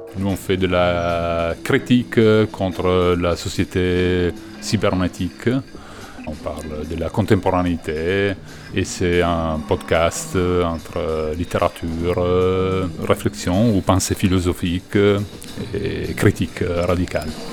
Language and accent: French; Italy; on vient de l'Italie